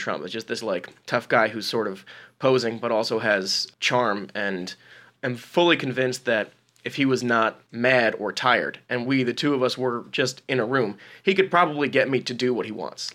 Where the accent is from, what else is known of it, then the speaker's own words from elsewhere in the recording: New Jersey, United States; I grew up in New Jersey